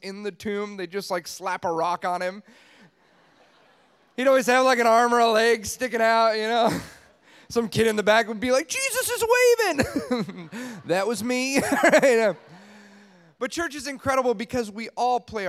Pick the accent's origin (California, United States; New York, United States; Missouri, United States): California, United States; Los Angeles; I'm from Los Angeles, California.